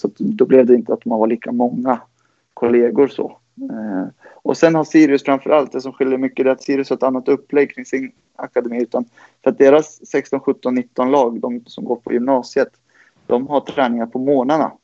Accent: Gävle, Gävleborg County, Sweden; moved away as an adult; now in Uppsala, Sweden; jag är född i Uppsala. Jag kom till Gävle när jag var två

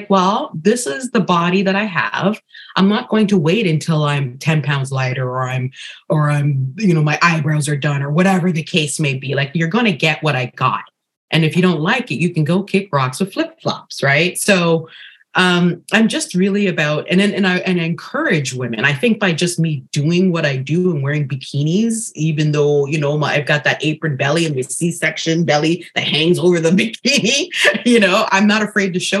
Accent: Ghana; I'm originally from Ghana, where we wear bold prints on the daily

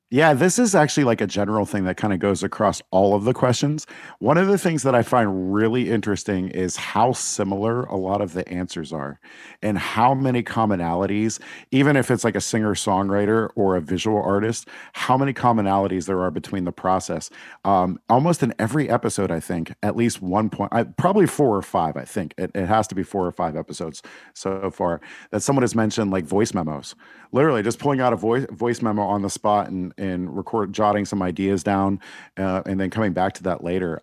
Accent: Pittsburgh, Pennsylvania, United States; also born or lived in Northern Virginia / Washington, D.C.; I grew up in the South Hills of Pittsburgh

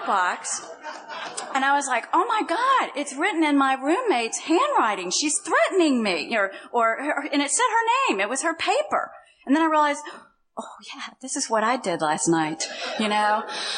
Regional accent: Louisville, Kentucky, United States; moved away as an adult; I came from Louisville, Kentucky

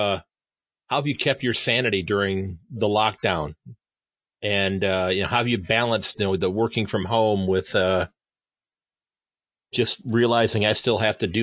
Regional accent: Sandusky, Ohio, United States; Born and raised in the same town I live in now. My grandparents had a house the next street over from where I live now.

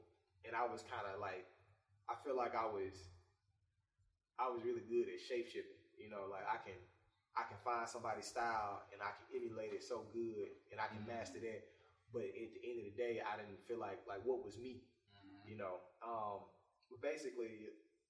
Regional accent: Jackson, Mississippi, United States; I'm from Mississippi, Jackson, Mississippi

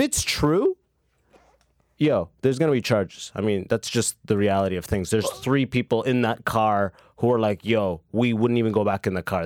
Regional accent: London, Ontario, Canada; also born or lived in Sudan; now in Toronto, Canada; I'm coming from my hometown, London

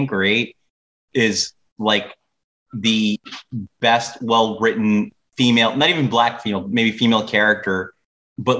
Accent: New York City, New York, United States; I go, Brooklyn

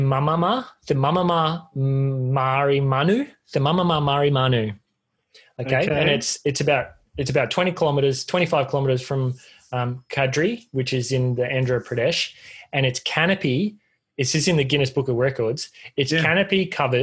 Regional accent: North Queensland, Australia; I grew up in North Queensland

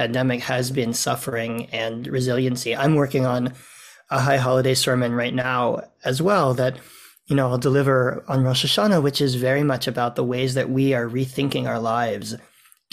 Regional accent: United States; now in Toronto, Canada; I come from the US also

